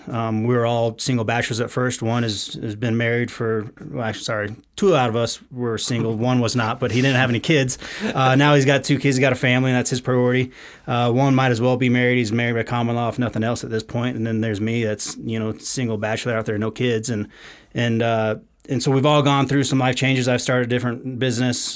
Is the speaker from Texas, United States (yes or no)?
yes; Houston, Texas, United States; moved away as an adult; also born or lived in Dallas, Texas; now in Colorado, United States; born and raised in Houston, Texas